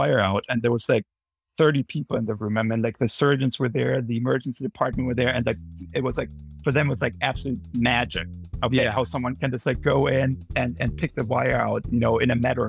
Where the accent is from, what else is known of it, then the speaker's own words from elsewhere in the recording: Munich, Bavaria, Germany; moved away as an adult; now in New Haven, United States; I'm originally from Munich in Germany, and I moved over here after medical school in 2015 for my training, and have been here ever since.